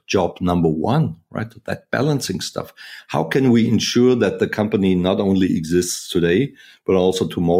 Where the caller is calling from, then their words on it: Wiesbaden, Hesse, Germany; The office is in Wiesbaden, which is close to Frankfurt, Germany. So pretty much in the core of Europe, if you will.